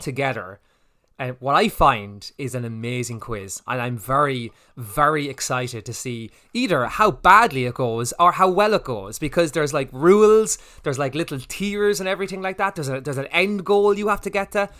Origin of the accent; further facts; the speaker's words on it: Ireland; we're Irish